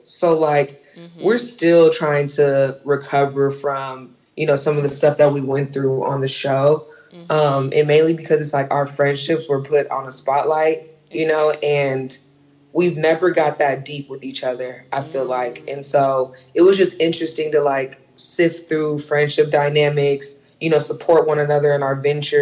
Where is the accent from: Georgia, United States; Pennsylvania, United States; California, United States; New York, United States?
California, United States; Inglewood; I'm from Inglewood.